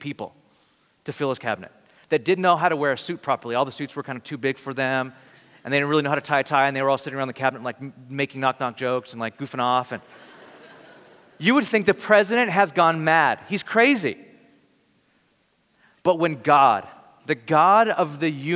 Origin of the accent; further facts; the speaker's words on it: Bakersfield, California, United States; I'm from Bakersfield, California